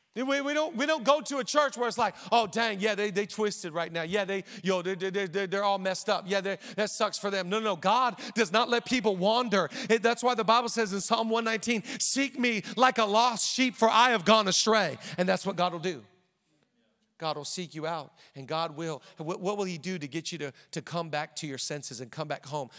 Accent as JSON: {"language": "English", "town": "Seattle", "region": "Washington", "country": "United States", "moved": "as an adult", "lives_now": "Los Angeles, United States", "said": "we're from the Seattle area"}